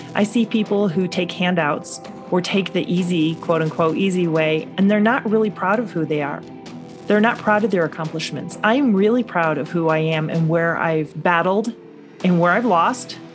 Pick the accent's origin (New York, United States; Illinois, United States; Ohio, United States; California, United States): Illinois, United States; North Shore of Chicago; I grew up in the North Shore of Chicago.